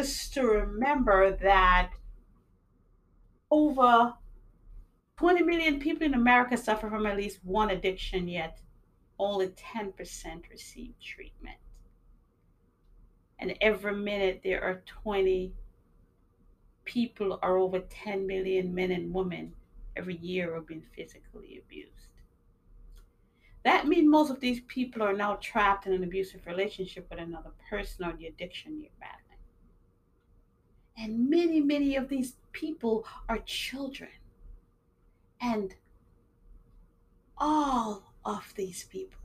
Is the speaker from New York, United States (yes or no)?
yes; New York, United States; also born or lived in Jamaica; now in Massachusetts, United States; I was born in Jamaica. I grew up in New York. I'm living in Massachusetts